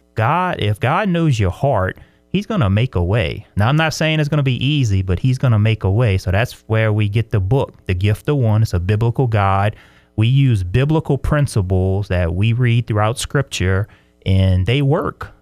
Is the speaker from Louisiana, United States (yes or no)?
yes; LaPlace, Louisiana, United States; moved away as an adult; now in Brandon, United States; I'm from South Louisiana, a little town called La Place, a very small, uh, town in the swamplands of Louisiana